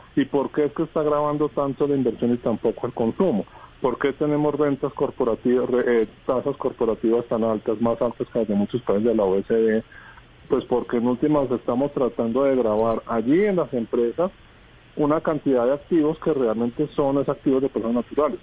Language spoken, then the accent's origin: Spanish; Colombia; nosotros eh, como colombianos